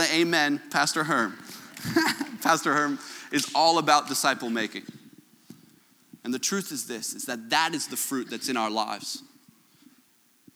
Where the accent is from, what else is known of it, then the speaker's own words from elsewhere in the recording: Canada; my Canadian self